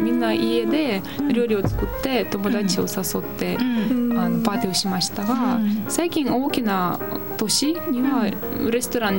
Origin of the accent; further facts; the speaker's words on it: Moscow, Russia; Japanese is a second language; moved away as an adult; also born or lived in Kyoto, Japan; now in Japan; 私はモスクワ出身だから